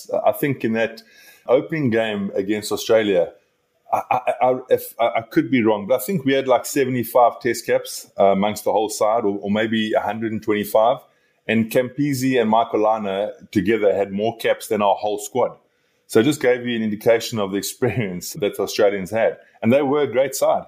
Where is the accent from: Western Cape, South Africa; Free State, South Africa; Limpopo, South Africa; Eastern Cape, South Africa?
Eastern Cape, South Africa; Elliot; I grew up in the Eastern Cape, and his home is not far from Elliot, where I grew up.